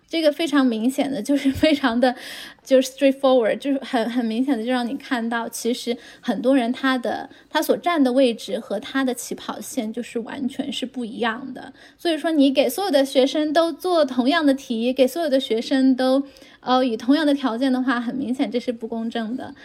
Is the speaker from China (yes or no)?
yes; China; moved away as an adult; now in Texas, United States; 我们是之前在中国出生长大，在中国学习，然后后来到了美国来读书，来工作